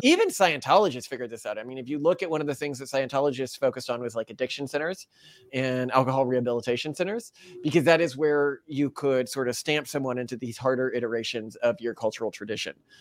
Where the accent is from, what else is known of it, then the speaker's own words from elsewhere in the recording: Texas, United States; I grew up in Texas